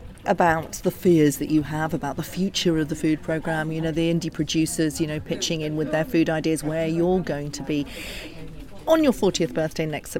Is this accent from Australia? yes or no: no; Abergavenny, Wales, United Kingdom; Wales, where I grew up, I mean, I grew up in Abergavenny.